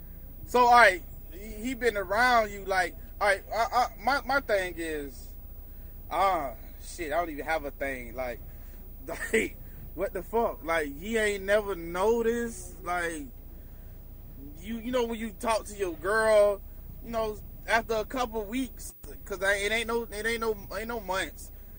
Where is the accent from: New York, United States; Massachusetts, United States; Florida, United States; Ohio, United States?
Ohio, United States; Cleveland; I would be jazzed, because I'm from Cleveland.